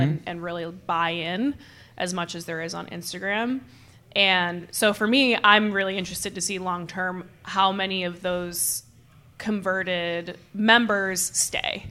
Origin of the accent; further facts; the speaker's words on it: Boston, Massachusetts, United States; moved away as an adult; now in Austin, United States; I'm originally from Boston, Massachusetts